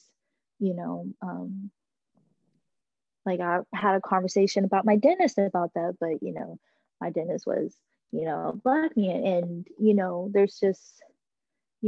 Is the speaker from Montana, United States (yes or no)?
no; Texas, United States; moved away; my hometown in Texas